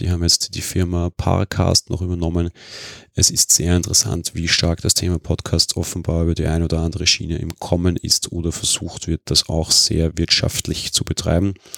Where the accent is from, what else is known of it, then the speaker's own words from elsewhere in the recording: Vienna, Austria; für mich als Wiener